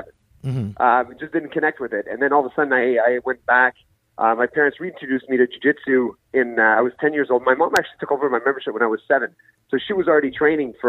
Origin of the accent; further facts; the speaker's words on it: Ottawa, Ontario, Canada; also born or lived in Gabon; I was born in Gabon, but I was living in Ottawa at the time. I've been living out in Ottawa since I was 7 years old